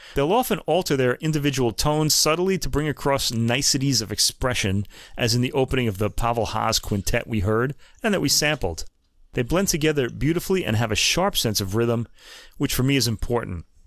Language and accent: English; United States; because I'm American